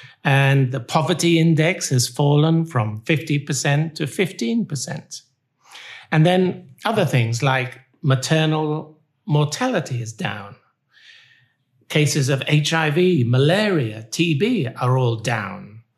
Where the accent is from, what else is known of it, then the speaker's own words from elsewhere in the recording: United Kingdom; moved away as an adult; also born or lived in Libya / Burma; now in Cambodia; Being a British doctor